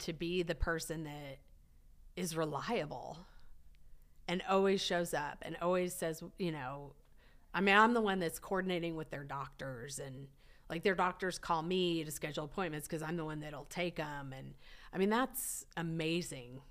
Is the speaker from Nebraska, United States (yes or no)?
yes; Nebraska, United States; now in Dallas, United States; I grew up in Nebraska